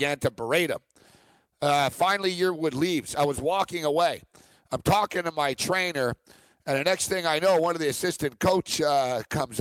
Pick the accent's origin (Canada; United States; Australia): Canada; Montreal, Quebec; moved away; my hometown of Montreal